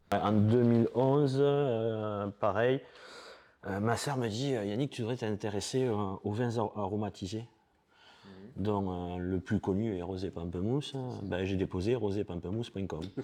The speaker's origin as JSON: {"language": "French", "town": "Perpignan", "region": "Occitania", "country": "France", "said": "j'ai 47 ans, je suis de Perpignan"}